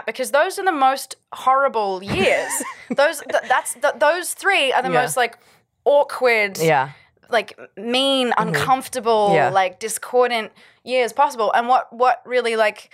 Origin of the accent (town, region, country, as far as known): Canberra, Australian Capital Territory, Australia; born or raised there